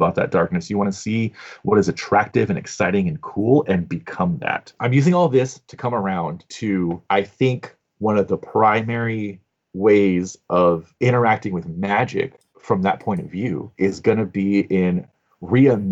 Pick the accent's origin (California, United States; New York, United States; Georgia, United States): California, United States; Southern; growing up in Southern California